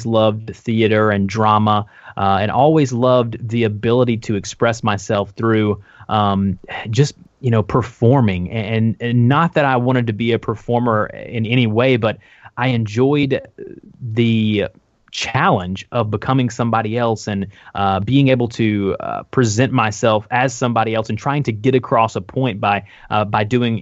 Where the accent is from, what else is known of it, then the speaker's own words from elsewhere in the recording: the South, United States; I'm from the South